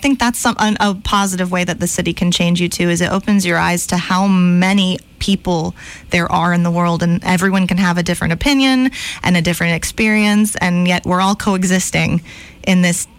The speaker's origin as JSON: {"language": "English", "town": "Montgomery", "region": "Alabama", "country": "United States", "tie": "born or raised there", "lives_now": "New York, United States", "said": "And being, you know, growing up in Montgomery, Alabama, it's a rough transition"}